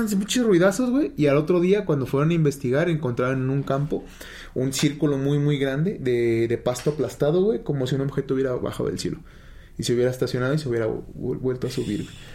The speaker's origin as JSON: {"language": "Spanish", "country": "Mexico", "said": "nosotros somos de México"}